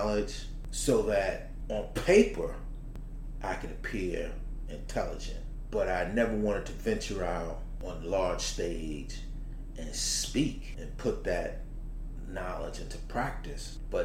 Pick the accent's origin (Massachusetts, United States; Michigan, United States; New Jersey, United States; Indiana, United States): New Jersey, United States; Newark; growing up in Newark, at a time just before things went bad